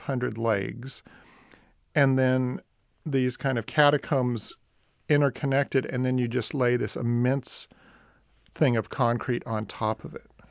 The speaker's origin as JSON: {"language": "English", "area": "East Bay, San Francisco Bay Area", "region": "California", "country": "United States", "tie": "born or raised there", "said": "growing up in the Bay Area, the ferry building made less of an impression on me growing up in the East Bay"}